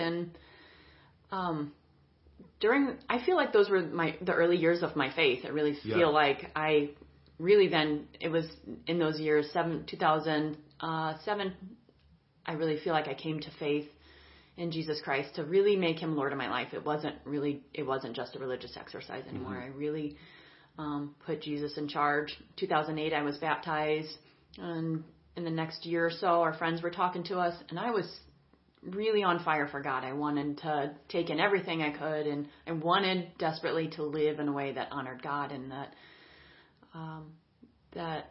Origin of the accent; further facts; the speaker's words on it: East Peoria, Illinois, United States; also born or lived in St. Louis; we moved to East Peoria, back to my hometown